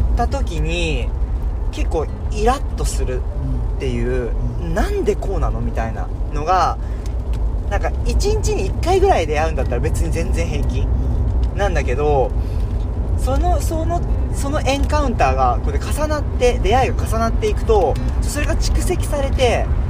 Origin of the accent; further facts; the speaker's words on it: Japan; moved away; 子供の頃さ日本にいた時さ歌習ってた